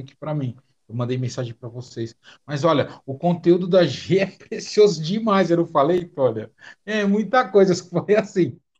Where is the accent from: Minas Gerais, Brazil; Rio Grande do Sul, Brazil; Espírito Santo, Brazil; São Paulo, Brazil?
São Paulo, Brazil; also born or lived in Florianópolis; Eu sou de São Paulo, tô em Florianópolis